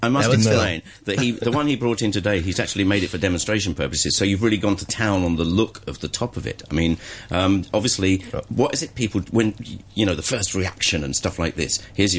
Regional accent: England, United Kingdom; now in Hong Kong; me, being English

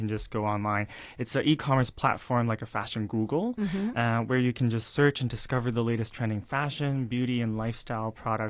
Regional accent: Vancouver, British Columbia, Canada; now in Hong Kong; I was born in Hong Kong, raised in Vancouver, Canada, and it was my grandma that raised me up in Vancouver herself.

